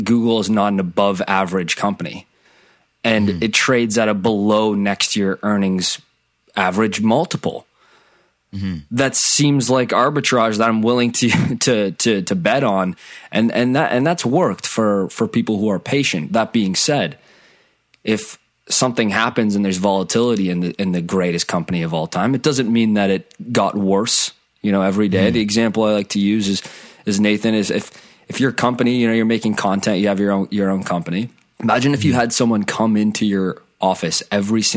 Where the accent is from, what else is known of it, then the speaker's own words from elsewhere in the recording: Canada; I'm from Canada. I'm in the Toronto area.